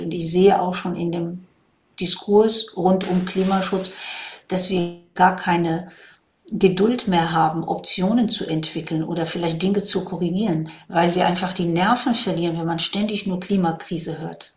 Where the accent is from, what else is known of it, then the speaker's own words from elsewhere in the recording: Morocco; also born or lived in Rhine-Main area, Germany; now in Germany; Ich komme ja ursprünglich aus Marokko, da bin ich da sozusagen am Wasser groß geworden